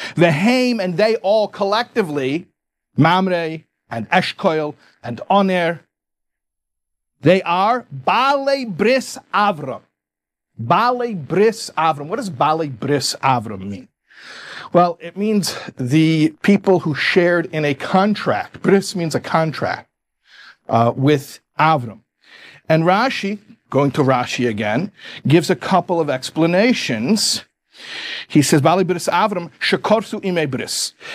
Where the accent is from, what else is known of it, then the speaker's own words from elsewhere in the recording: Chicago, Illinois, United States; moved away; also born or lived in New York; I'm from Chicago. I say covenant